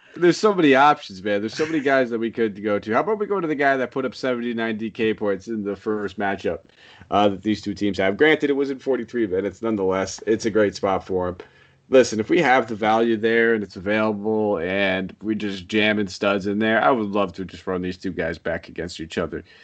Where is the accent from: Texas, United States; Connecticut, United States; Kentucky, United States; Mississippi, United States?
Connecticut, United States; I'm from Connecticut